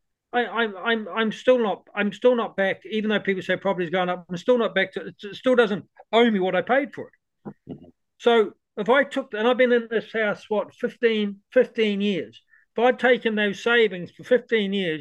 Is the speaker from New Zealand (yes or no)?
yes; New Zealand; now in Ireland; I'm a New Zealander